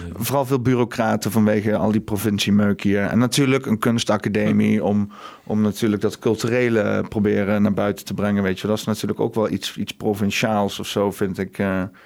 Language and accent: Dutch; Huissen, Gelderland, Netherlands; now in Arnhem, Netherlands; ik kom met Husse eigenlijk, maar dat is hm. heel dicht naast Arnhem